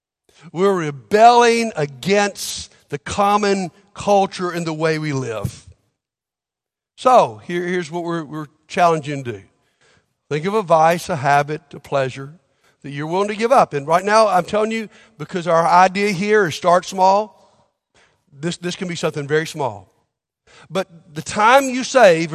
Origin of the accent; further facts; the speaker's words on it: Montgomery, Alabama, United States; I grew up in Montgomery, Alabama